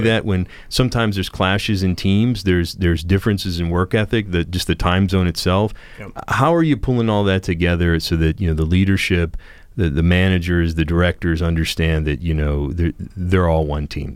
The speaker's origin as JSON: {"language": "English", "town": "Steubenville", "region": "Ohio", "country": "United States", "tie": "born or raised there", "said": "I grew up near the Franciscan University of Steubenville"}